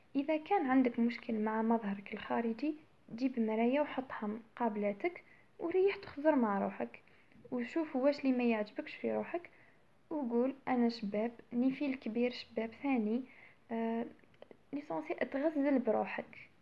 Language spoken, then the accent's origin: Arabic; Algeria; المجتمع تاعنا احنا كجزائريين